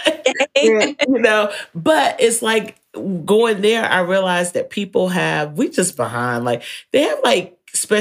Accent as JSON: {"language": "English", "region": "North Carolina", "country": "United States", "said": "I'm from North Carolina"}